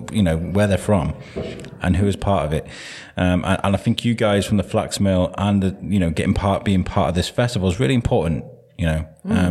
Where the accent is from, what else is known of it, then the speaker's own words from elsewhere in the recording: Wrexham, Wales, United Kingdom; now in Shrewsbury, United Kingdom; I grew up in Wrexham and they had Wrexham lager.